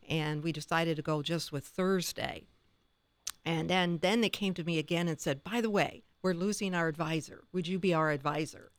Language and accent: English; Tiffin, Ohio, United States; my hometown is Tiffin